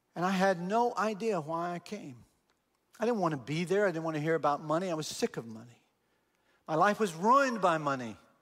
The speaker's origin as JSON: {"language": "English", "region": "Texas", "country": "United States", "tie": "born or raised there", "said": "I'm from Texas, born and raised in Texas"}